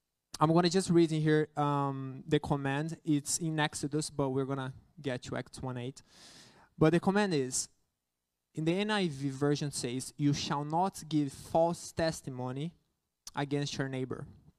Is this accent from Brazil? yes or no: yes; Brazil; English is a second language; I know that I'm a missionary. I came from Brazil to here, but it is something that goes beyond missions.